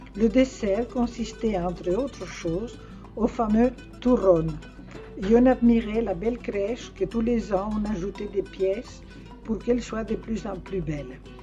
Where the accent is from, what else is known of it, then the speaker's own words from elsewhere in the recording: Spain; now in France; cela fait un certain temps que je suis partie d'Espagne